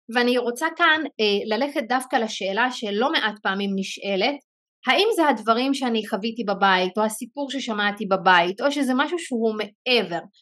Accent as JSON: {"language": "Hebrew", "country": "Israel", "said": "הרקע שלי בתור אה, ערבייה מוסלמית אני מערבי 48"}